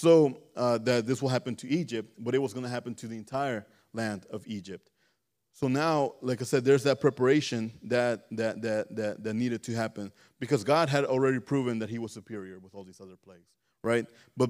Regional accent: Mexico; You know, I grew up in back in Mexico. My uncles, they were mean.

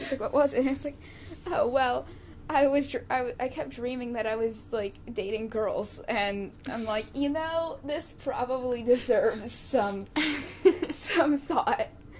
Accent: the South, United States; she's the only person of color on our floor and I'm from the South.

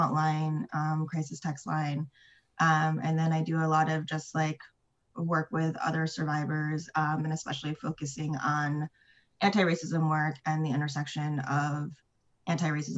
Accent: Ithaca, New York, United States; moved away as an adult; now in New York City, United States; I am from upstate New York in a town called Ithaca

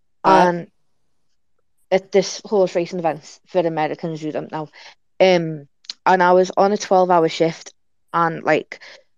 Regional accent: Liverpool, North West England, United Kingdom; I'm a trans man. And I'm from Liverpool.

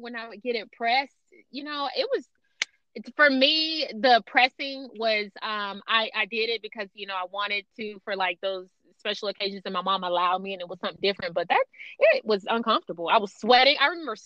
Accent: Georgia, United States; moved away as an adult; now in Las Vegas, United States; I'm from Georgia, so I'm used to the big hair. I'm used to the humidity

